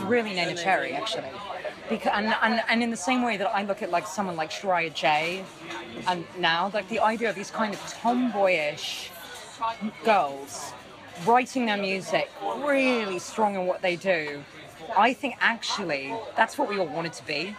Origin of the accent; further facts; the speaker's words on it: London, United Kingdom; I'm from London